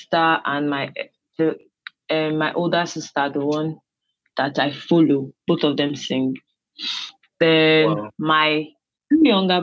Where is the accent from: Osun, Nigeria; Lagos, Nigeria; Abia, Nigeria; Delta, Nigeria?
Delta, Nigeria; Warri; born, brought up in Delta State Warri. I am Urobo